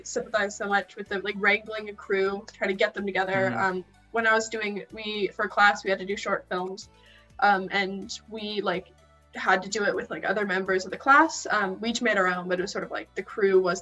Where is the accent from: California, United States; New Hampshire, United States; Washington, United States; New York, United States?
California, United States; Bay Area; I'm from the Bay Area myself